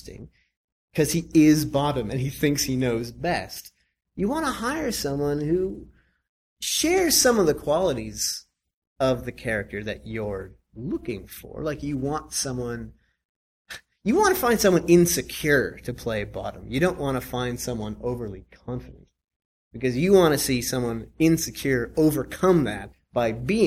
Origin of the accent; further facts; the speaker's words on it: Nova Scotia, Canada; I'm from Nova Scotia